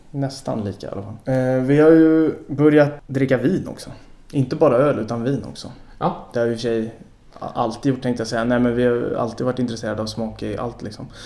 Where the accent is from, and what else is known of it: Sweden